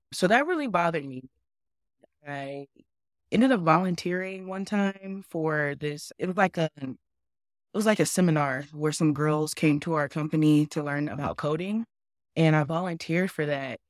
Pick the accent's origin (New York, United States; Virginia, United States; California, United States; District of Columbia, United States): California, United States; San Diego; moved away; I grew up in San Diego, California.